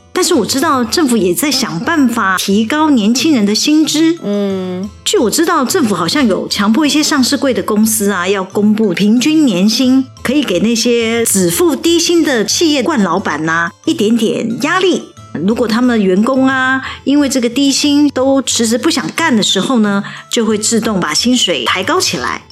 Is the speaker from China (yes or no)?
no; Taiwan; 我们台湾真的没有办法给这个年轻人一个很好的就业机会